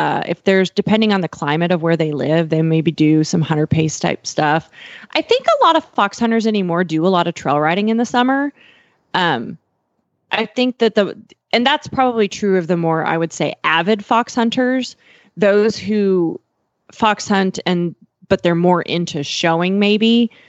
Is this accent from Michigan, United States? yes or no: no; Ocala, Florida, United States; I am Coach … from Ocala, Florida.